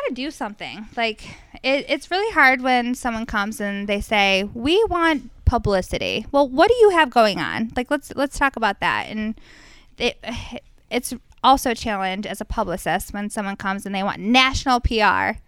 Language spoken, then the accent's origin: English; Fairport, New York, United States; also born or lived in Rochester, New York; I grew up in Fairport